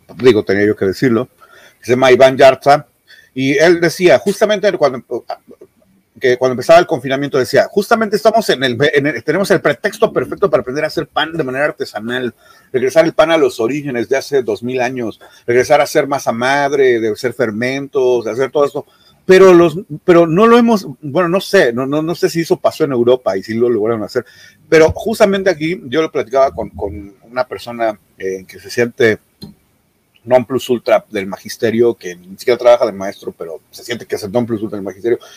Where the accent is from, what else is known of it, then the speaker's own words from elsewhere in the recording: Mexico; como mexicanos